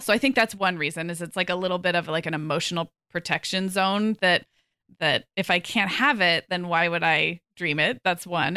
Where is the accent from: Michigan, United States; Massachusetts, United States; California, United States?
California, United States; Santa Barbara; moved away as an adult; also born or lived in Oregon / Chicago / Arizona; now in Orange County, United States; We're moving back to my hometown of Santa Barbara